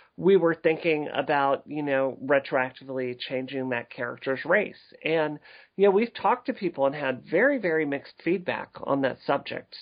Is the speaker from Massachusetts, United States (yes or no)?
no; Mississippi, United States; growing up in Mississippi